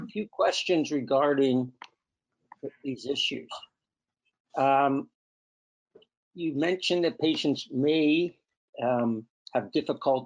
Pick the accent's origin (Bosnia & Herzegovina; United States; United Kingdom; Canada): Canada; we're Canadian